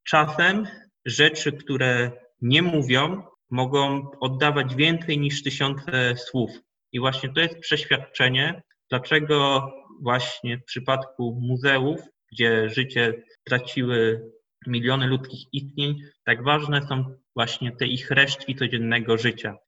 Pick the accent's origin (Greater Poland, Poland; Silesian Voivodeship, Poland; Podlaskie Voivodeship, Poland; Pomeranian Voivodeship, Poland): Pomeranian Voivodeship, Poland; Chojnice; się urodziłem w Chojnikach, w Chojnikach się wychowałem